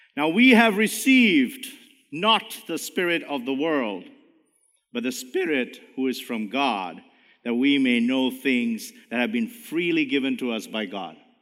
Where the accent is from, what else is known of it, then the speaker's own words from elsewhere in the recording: India; now in Canada; even though I'm brown, I'm a Canadian. I'm not Indian anymore.